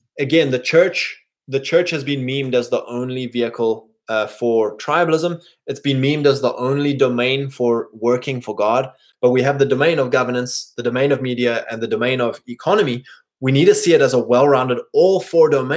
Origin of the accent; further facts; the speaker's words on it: England, United Kingdom; me being an English boy